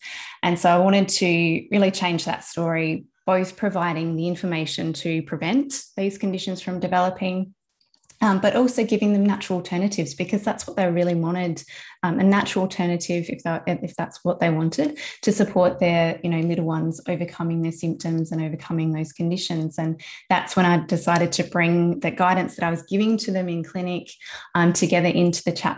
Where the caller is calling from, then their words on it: South Australia, Australia; I'm coming from South Australia, from my office with my two girls and with my mum.